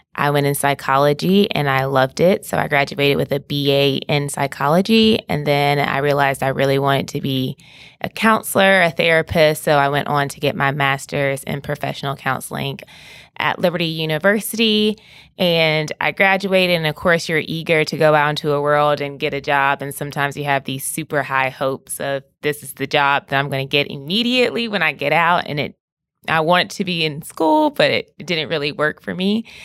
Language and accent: English; Greenville, South Carolina, United States; I'm from Greenville, South Carolina, and I was born and I was raised there